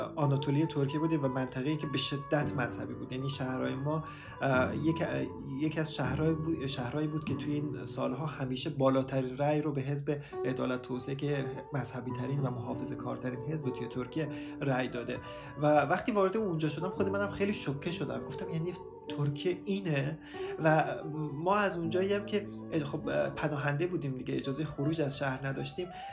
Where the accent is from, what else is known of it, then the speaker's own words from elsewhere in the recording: Afghanistan; moved away; also born or lived in Turkey; من افغان هستم